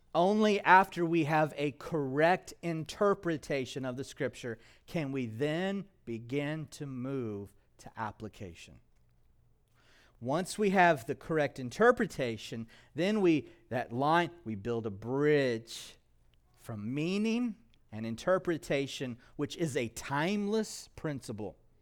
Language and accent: English; United States; As American Christians